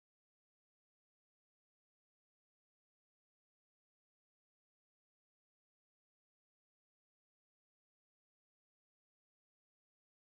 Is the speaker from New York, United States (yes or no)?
no; Piñon, Arizona, United States; I come from the Nebekeya of a place called Pinyon, Arizona